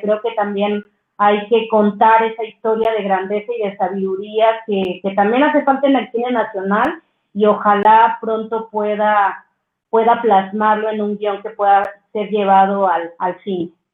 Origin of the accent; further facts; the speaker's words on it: Miahuatlán, Oaxaca, Mexico; moved away as an adult; now in Mexico City, Mexico; somos de Miahuatlán, Oaxaca, eh, mi mamá es una activista nata del mercado, que lucha por derechos de las mujeres en el mercado de mi pueblo, que tiene una comunidad como muy, muy bella, que a mí me, pues me criaron todas esas mujeres